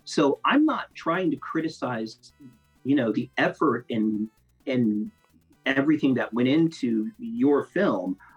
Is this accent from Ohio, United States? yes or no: yes; Grove City, Ohio, United States; moved away as an adult; also born or lived in Columbus, Ohio; now in Atlanta, United States; I'm from Columbus, from Grove City, uh, born and bred